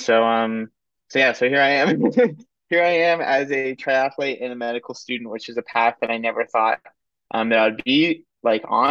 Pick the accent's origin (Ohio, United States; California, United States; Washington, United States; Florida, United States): Ohio, United States; Cincinnati; also born or lived in Princeton, New Jersey; now in Columbus, United States; I grew up in Cincinnati